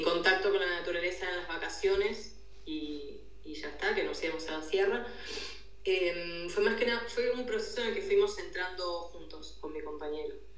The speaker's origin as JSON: {"language": "Spanish", "region": "Buenos Aires", "country": "Argentina", "tie": "born or raised there", "also_born_or_lived": "Catalonia", "moved": "as an adult", "lives_now": "Girona, Spain", "said": "mi origen es Buenos Aires, Argentina. viví, bueno, nací, viví ahí hasta"}